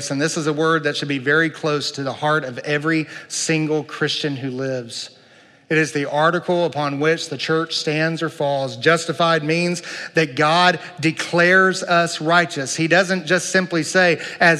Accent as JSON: {"language": "English", "country": "United States", "said": "I love being an American"}